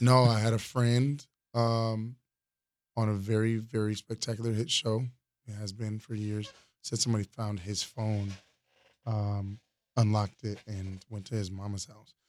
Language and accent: English; Florida, United States; from Florida